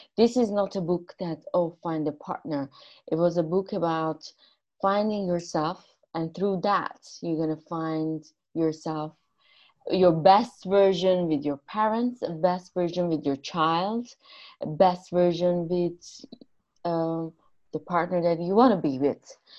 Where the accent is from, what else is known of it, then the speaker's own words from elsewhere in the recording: Iran; moved away; I'm Armenian from Iran